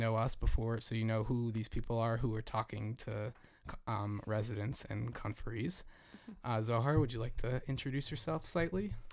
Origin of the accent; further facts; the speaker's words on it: Jersey Shore, New Jersey, United States; moved away; I grew up on the Jersey Shore